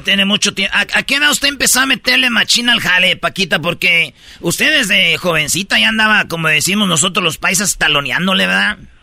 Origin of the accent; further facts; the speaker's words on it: Michoacán, Mexico; yo soy de Michoacán